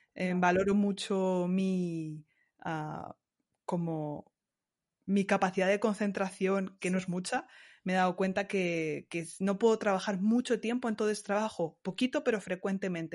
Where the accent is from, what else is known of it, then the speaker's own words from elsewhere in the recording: Ciudad Real, Castilla-La Mancha, Spain; moved away as an adult; also born or lived in Montpellier, France; now in Strasbourg, France; Ciudad Real, que yo soy manchega